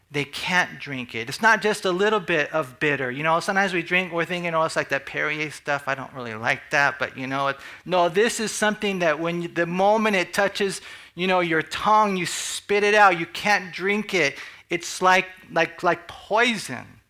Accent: United States; as American Christians

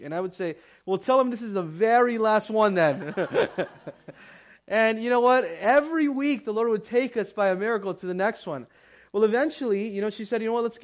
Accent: Pomona, California, United States; born and raised in Pomona

